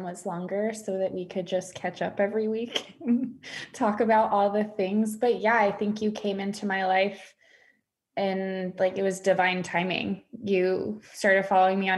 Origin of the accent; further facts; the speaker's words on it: West Coast, United States; moved away as an adult; now in Dallas, United States; I decided to move out of my hometown and move to Dallas, Texas. I'm from the West Coast.